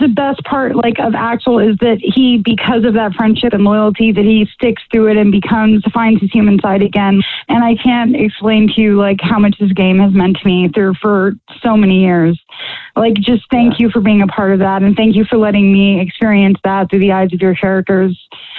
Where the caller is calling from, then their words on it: Missouri, United States; I'm in Missouri near Kansas City.